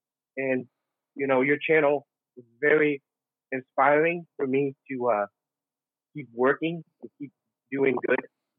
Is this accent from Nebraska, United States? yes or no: yes; Nebraska, United States; From Nebraska.